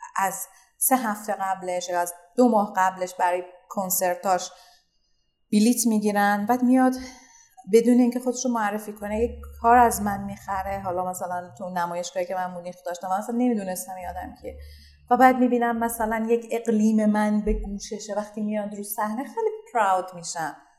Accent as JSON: {"language": "Persian", "country": "Iran", "said": "من یک زن هنرمند ایرانیم"}